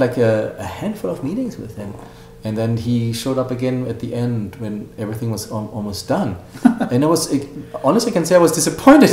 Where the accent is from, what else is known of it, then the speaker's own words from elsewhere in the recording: Germany; also born or lived in Hollywood; now in United States; when I grew up in Germany